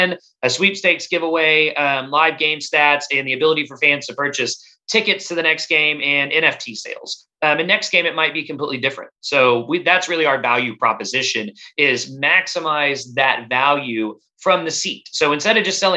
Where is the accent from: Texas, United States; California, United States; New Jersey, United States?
Texas, United States; I grew up in Texas